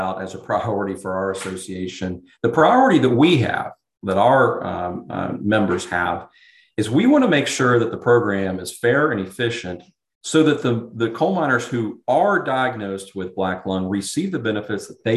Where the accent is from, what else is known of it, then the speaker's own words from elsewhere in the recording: Charleston, West Virginia, United States; I grew up in and around Charleston, West Virginia